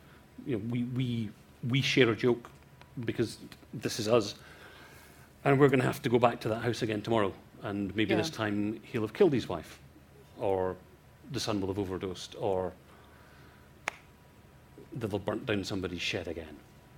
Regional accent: Scotland, United Kingdom; because I am Scottish and I am Thrawn, and that's what we do.

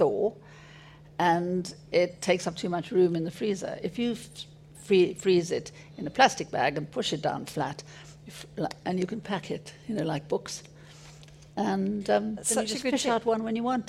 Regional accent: South Africa; moved away; also born or lived in Paris; I grew up in South Africa

